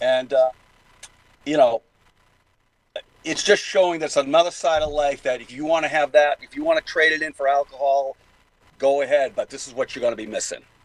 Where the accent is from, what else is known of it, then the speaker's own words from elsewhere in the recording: Boston, Massachusetts, United States; accent: Boston; my Boston accent